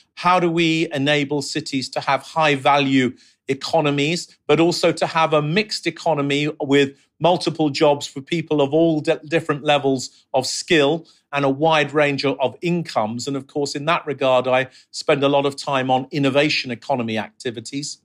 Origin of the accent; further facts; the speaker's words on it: London, United Kingdom; also born or lived in Mexico City / New York City; I grew up in London in the sixties and the seventies and the eighties.